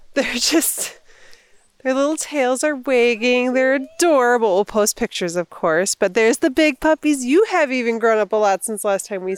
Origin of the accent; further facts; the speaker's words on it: Spokane, Washington, United States; moved away; I'm from Spokane, Washington